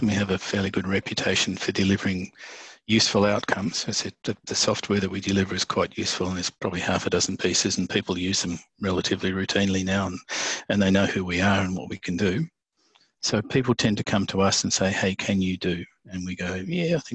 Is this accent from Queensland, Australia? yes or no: no; Tasmania, Australia; where I grew up in Tasmania